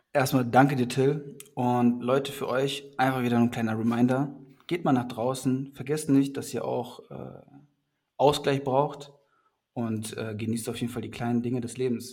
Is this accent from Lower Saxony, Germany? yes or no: no; North Rhine-Westphalia, Germany; now in Hamburg, Germany; ich bin eigentlich aus NRW